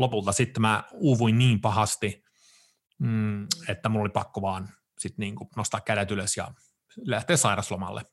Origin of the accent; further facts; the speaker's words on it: Sweden; moved away as an adult; now in Finland; mä oon varttunut ja syntynyt, mä oon syntynyt Ruotsissa, mä oon varttunut siellä, asunut siellä kaksi kolmasosaa mun elämästä, siis 27 vuotiaas asti